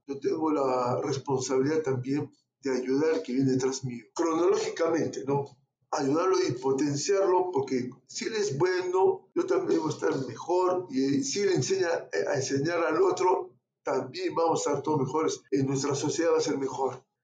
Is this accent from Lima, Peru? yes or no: no; Arequipa, Peru; yo soy de Arequipa y en Arequipa tenemos mucho amor a la patria